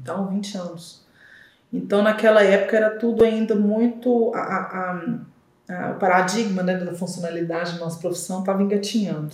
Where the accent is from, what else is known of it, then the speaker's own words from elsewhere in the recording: Belo Horizonte, Minas Gerais, Brazil; also born or lived in Diamantina; sou nascida e criada aqui em Belo Horizonte